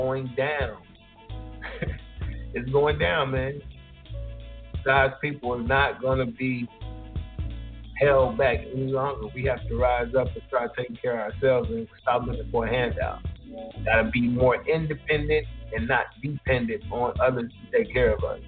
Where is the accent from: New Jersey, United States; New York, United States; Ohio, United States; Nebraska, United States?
Ohio, United States; born or raised there